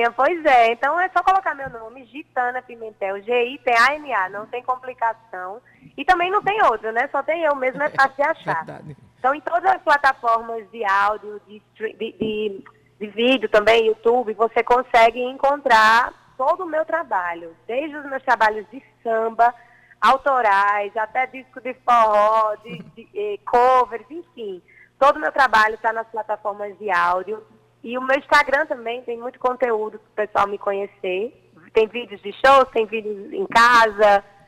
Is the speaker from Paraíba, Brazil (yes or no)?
yes; Patos, Paraíba, Brazil; eu sou natural de Patos